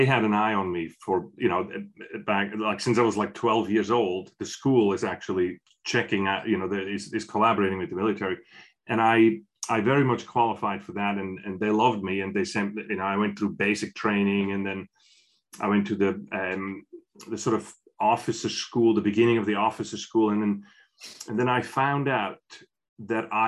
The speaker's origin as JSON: {"language": "English", "country": "Switzerland", "tie": "born or raised there", "said": "I'm from Switzerland. I'm from a small village in Switzerland"}